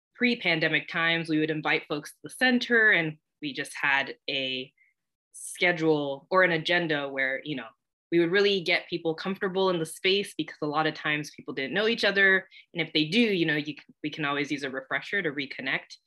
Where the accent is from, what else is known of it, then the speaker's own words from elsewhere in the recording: Corona, California, United States; moved away as an adult; also born or lived in San Bernardino, California; now in Cambridge, Massachusetts, United States; originally, I grew up in Southern California, born in San Bernardino, but raised in a small, nice bed city called Corona